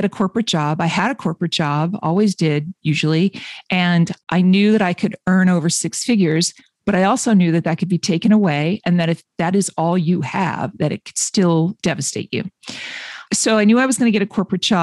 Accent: Boston, Massachusetts, United States; I'm from Boston area-ish

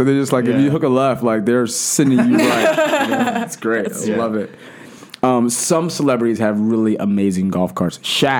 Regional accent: California, United States; I'm from California. We don't have a football team.

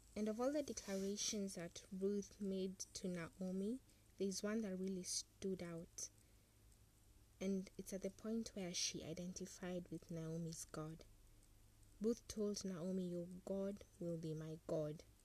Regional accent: Kenya; I have a national identity card that proves indeed I'm a Kenyan

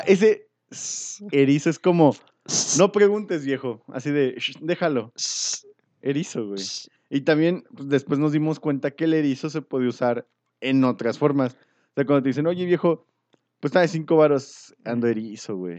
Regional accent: Mexico; antes era muy común como mexicano ir a comprar al mercado.

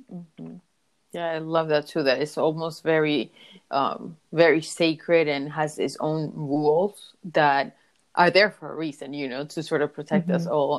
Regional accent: Dominican Republic; I was born in the Caribbean, in the Dominican Republic

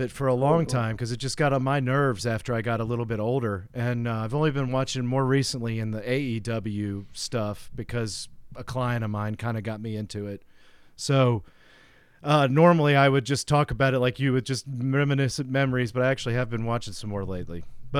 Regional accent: Tennessee, United States; See, that's like, so where I grew up in outside of Nashville, Tennessee, is where like all the people that ran that company were from.

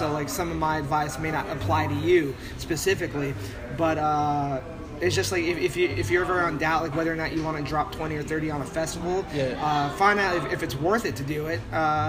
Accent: San Diego, California, United States; also born or lived in Los Angeles; when I'm being from San Diego and LA region.

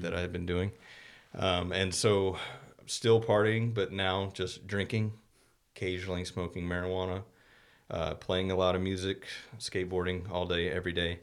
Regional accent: Morrow, Georgia, United States; moved away as an adult; also born or lived in Texas; now in Terrell, United States; grew up in Morrow for the most part, which is about, about as far from Atlanta as we are from Dallas.

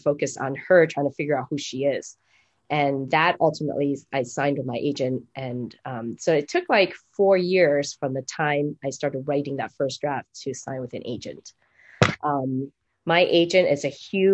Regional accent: Taiwan; moved away; I'm from Taiwan. It's a completely different country

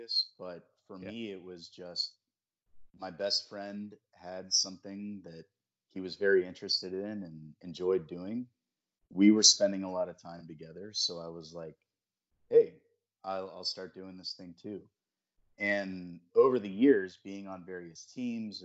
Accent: Charlotte, North Carolina, United States; I grew up in the Charlotte area

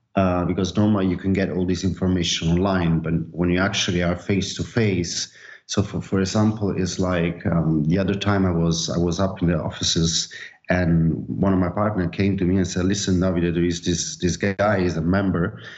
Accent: Naples, Campania, Italy; now in Barcelona, Spain; I'm from Napoli

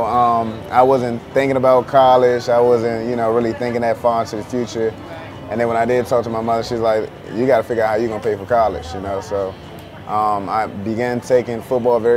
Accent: Clinton, Maryland, United States; moved away; also born or lived in Washington, D.C.; I'm from Washington, D.C., born in D.C., raised in Maryland. I used to live out Clinton, Maryland, out Prince George County

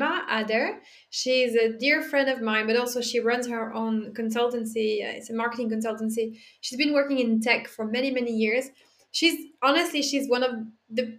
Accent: Dijon, Bourgogne-Franche-Comté, France; I'm French. I'm not from Paris. I'm from Dijon

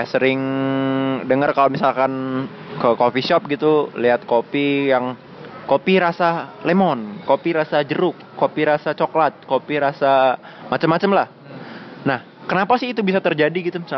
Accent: Palembang, South Sumatra, Indonesia; saya tuh dari kecil kan di Palembang nih dari kecil di Palembang

